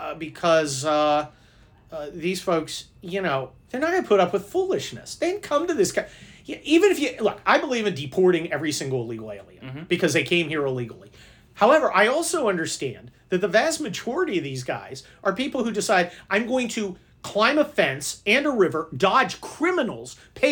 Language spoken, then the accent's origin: English; San Mateo, California, United States; I grew up in San Mateo, which is right next to San Francisco.